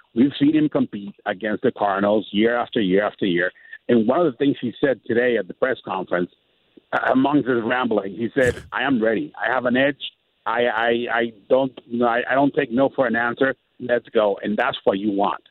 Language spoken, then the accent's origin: English; Tijuana, Baja California, Mexico; I'm actually in Tijuana, Mexico, my hometown